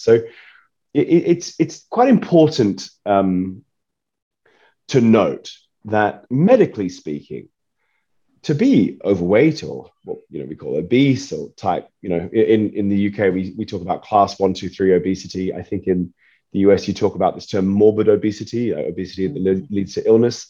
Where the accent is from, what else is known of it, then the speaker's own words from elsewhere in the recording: Australia; I'm from Australia